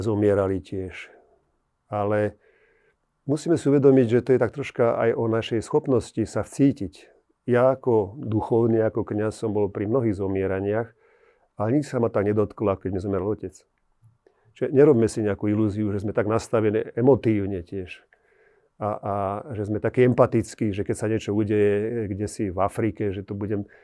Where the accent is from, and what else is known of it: Slovakia